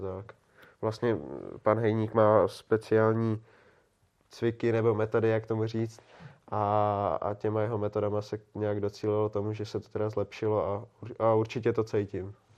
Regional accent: Prague, Czechia; já jsem Pražák

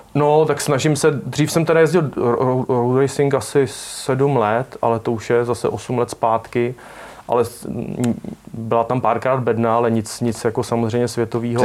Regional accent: Czechia; also born or lived in Prague; pak nějak jsem vyrůstal na vesnici, když jsem se narodil v Praze

